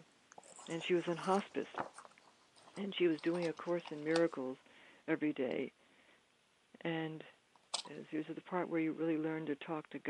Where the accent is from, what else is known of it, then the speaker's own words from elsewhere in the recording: Bryn Mawr, Pennsylvania, United States; I went back to the school that I'd gone to growing up in Bryn Mawr, Pennsylvania